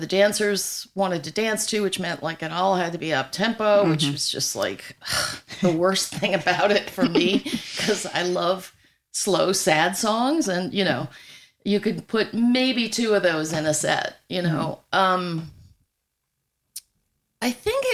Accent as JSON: {"language": "English", "region": "New York", "country": "United States", "tie": "born or raised there", "also_born_or_lived": "Colorado", "moved": "yes", "lives_now": "Nashville, United States", "said": "I grew up in New York, and so we had relatives in Chicago"}